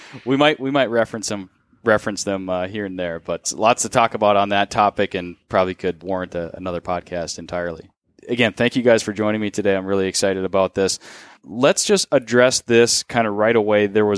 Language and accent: English; Duluth, Minnesota, United States; in Spooner, Wisconsin, not too far from my hometown of Duluth.